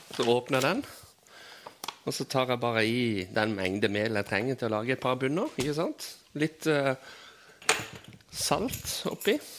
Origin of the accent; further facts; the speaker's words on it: Kvinesdal, Agder, Norway; jeg vokste opp på, i Kvinesdal alle plasser på jord